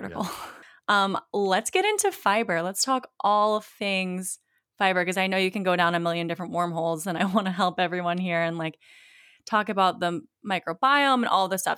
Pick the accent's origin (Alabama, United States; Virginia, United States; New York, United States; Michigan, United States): Virginia, United States; Virginia Beach; moved away; my hometown, uh, Virginia Beach